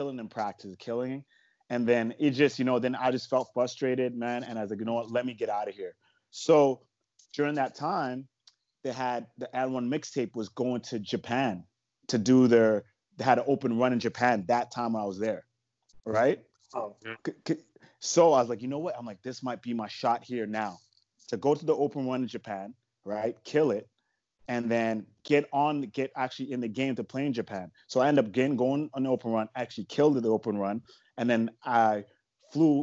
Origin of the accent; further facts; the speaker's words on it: Canada; I'm from Canada